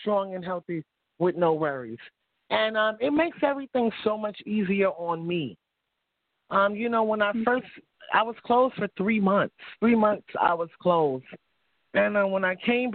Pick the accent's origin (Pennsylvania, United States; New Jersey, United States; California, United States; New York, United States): New York, United States; New York City; moved away as an adult; now in Capital Region, New York, United States; I grew up in the projects. You know, I'm from Harlem, New York